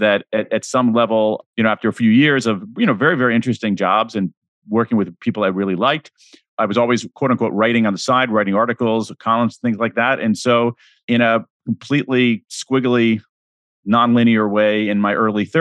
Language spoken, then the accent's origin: English; Central Ohio, United States; I grew up in Central Ohio